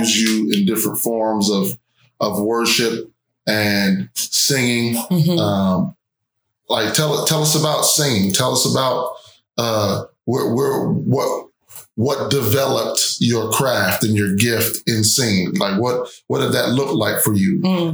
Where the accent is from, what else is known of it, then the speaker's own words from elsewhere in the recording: New York, United States; I'm from New York